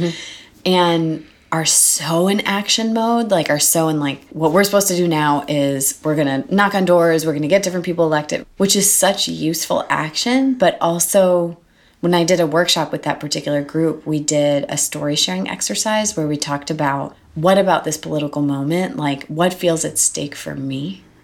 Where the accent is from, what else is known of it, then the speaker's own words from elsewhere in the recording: Milwaukee, Wisconsin, United States; moved away as an adult; now in New York, United States; I'm from Milwaukee and only moved to New York from Milwaukee two and a half years ago.